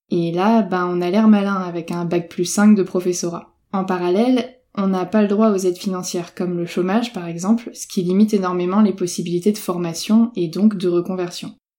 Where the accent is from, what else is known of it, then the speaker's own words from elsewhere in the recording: Brittany, France; je suis bretonne